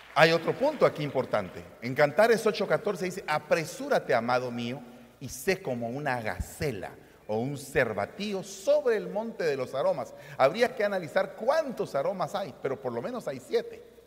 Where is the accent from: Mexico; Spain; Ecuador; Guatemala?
Guatemala; vengo de Guatemala